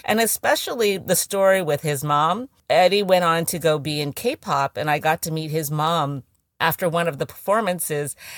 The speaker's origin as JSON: {"language": "English", "town": "San Francisco", "region": "California", "country": "United States", "tie": "born or raised there", "moved": "yes", "lives_now": "New York, United States", "said": "I grew up in San Francisco."}